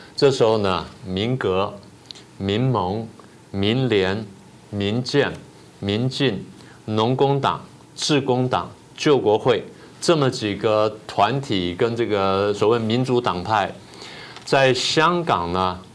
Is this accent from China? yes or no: no; Taiwan; 台湾如果不买武器的话，中共就不打我们吗